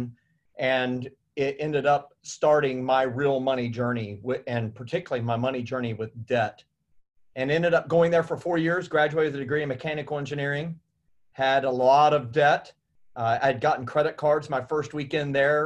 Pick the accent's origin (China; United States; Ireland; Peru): United States; Indiana; I grew up in Indiana and I was maybe 30 minutes south of Indianapolis